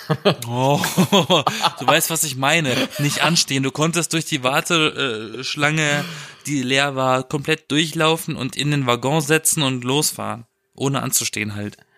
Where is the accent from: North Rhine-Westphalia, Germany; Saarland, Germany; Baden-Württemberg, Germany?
Baden-Württemberg, Germany; Europa-Park area; moved away; ich war im Europapark, das ist der geilste Park der Welt, in meiner Heimat